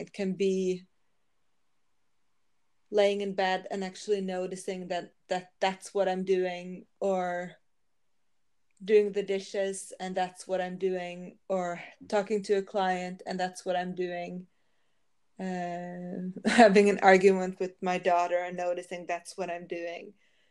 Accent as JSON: {"language": "English", "country": "Norway", "accent": "Norwegian", "second_language": "English", "said": "No, yeah, I'm from Norway. I live in Norway, so that's why I have the accent."}